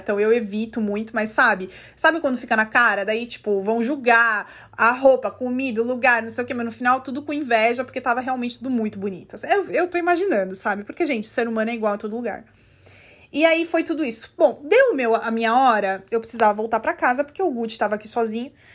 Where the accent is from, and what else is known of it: Brazil; now in United States